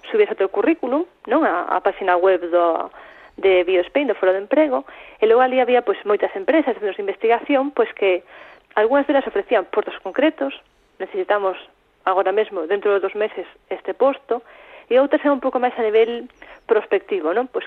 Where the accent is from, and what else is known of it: Santiago de Compostela, Galicia, Spain